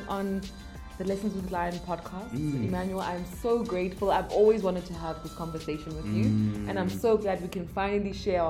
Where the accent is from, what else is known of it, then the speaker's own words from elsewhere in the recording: Johannesburg, Gauteng, South Africa; English is a second language; I grew up in Joburg. And Joburg is a crazy place.